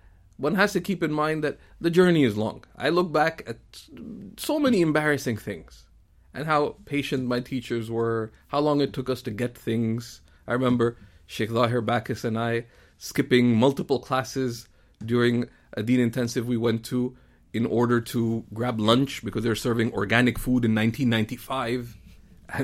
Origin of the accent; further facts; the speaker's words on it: Canada; there are multiple identities that I could connect with, being Canadian, being of Pakistani origin, being of Indian roots, etc., ultimately it's that I am Muslim.